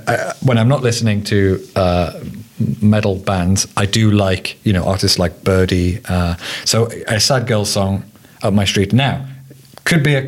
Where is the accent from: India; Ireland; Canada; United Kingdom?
United Kingdom; I, as a British person